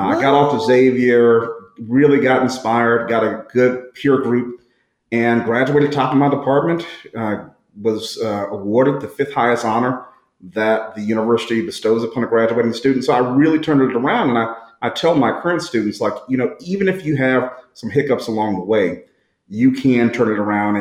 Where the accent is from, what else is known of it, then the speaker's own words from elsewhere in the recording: St. Louis, Missouri, United States; also born or lived in New Orleans; born and raised in St. Louis.